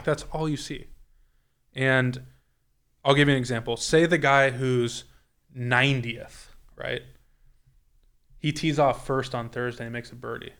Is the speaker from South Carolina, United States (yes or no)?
no; California, United States; moved away; in California, I grew up playing on Kakuya and Ryegrass